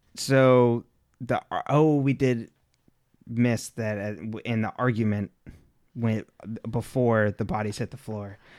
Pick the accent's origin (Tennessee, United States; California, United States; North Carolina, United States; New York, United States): California, United States; I was born and raised in California